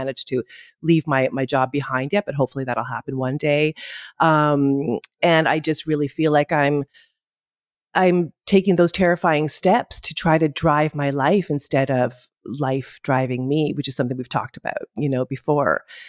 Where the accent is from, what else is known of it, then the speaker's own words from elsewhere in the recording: Ottawa, Ontario, Canada; moved away as an adult; now in Greece; I'm in Greece. I live here. I'm Canadian. I'm from Ottawa, but I live in Greece. I've lived here, oh my God, for like 28 years or something crazy like that.